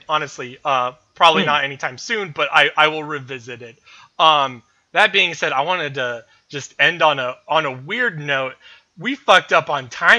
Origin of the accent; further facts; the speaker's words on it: United States; as an American